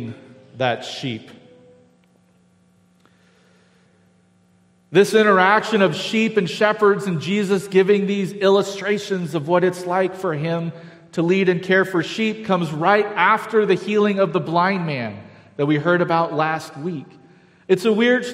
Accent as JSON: {"language": "English", "town": "Galt", "region": "California", "country": "United States", "tie": "born or raised there", "said": "I grew up in Galt, which is kind of farming ranch territory south of Sacramento"}